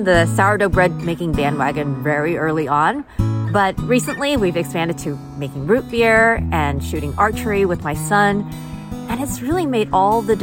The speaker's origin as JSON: {"language": "English", "region": "California", "country": "United States", "tie": "born or raised there", "also_born_or_lived": "Taiwan", "said": "greetings from sunny California, where I've lived most of my life. So to tell you a little bit more about myself, I immigrated from Taiwan when I was just 5 years old"}